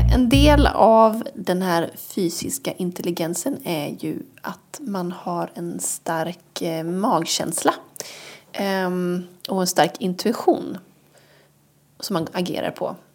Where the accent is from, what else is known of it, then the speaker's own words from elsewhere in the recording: Bohuslän, Västra Götaland, Sweden; Jag är från Bohuslän.